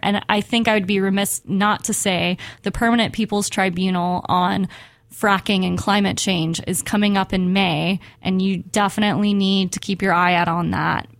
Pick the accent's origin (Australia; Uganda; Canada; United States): United States; Houston, Texas; I grew up in Houston, Texas